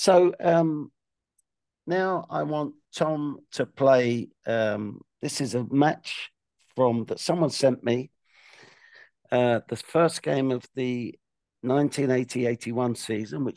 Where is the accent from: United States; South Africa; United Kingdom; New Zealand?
United Kingdom; London; I'm from West London, youngest of three boys. We used to go to QPR 1 week and Brentford the next